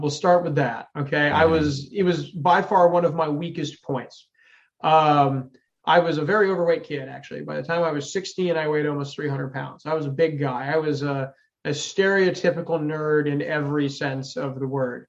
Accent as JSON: {"language": "English", "region": "Connecticut", "country": "United States", "tie": "born or raised there", "moved": "as an adult", "lives_now": "Austin, United States", "said": "I grew up in Connecticut. So I came down to Austin to work in video game development"}